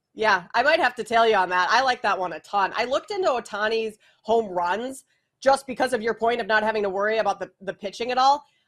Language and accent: English; Minneapolis, Minnesota, United States; I grew up in Minneapolis and was working there at the time